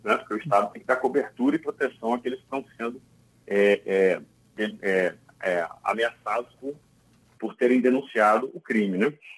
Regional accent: Brazil; also born or lived in Espírito Santo

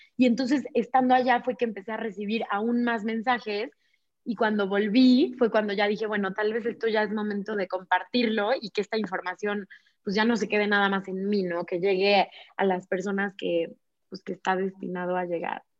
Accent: Puebla, Mexico; moved away as an adult; also born or lived in Barcelona, Spain; yo nací en Puebla, ahí vivía en Puebla

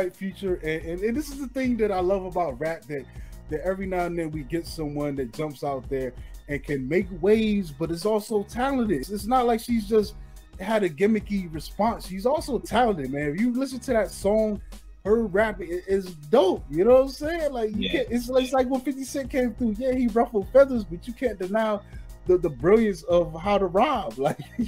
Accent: Maryland, United States; I'm from Maryland and they be like Baltimore, and I'm like, nah, I ain't from Baltimore

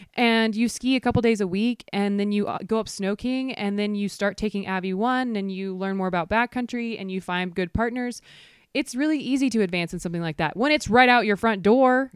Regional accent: near Chattanooga, Georgia, United States; moved away as an adult; also born or lived in Atlanta; now in Jackson Hole, United States; I grew up near Chattanooga, which has some of the best trails

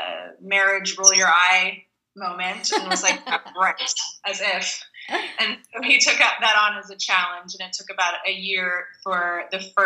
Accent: Pennsylvania, United States; I grew up in Pennsylvania eating junk food in the 80s.

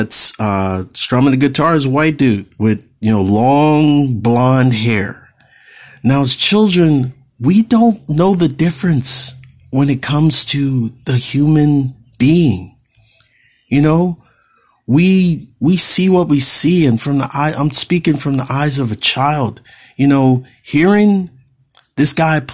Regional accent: California, United States; I'm Californian born, I'm a native Californian

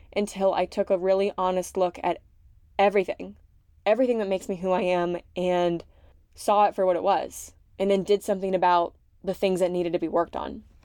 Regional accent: Gloucester, Massachusetts, United States; born or raised there; moved away as an adult

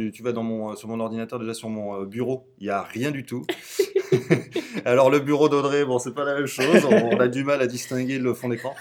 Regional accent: Tours, Centre-Val de Loire, France; also born or lived in Blois / Nantes; je viens euh, d'une petite bourgade euh, au centre de la France qui s'appelle Tours. Voilà, je suis né à Tours

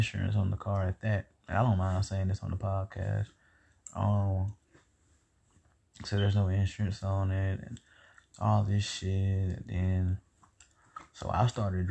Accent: the South, United States; I'm from the South, man, and you know how we is

